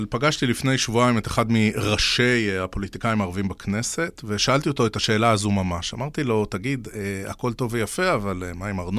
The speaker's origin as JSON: {"language": "Hebrew", "town": "Beersheba", "region": "Southern District", "country": "Israel", "tie": "born or raised there", "said": "שגור בילדותי, גדלתי בבאר שבע."}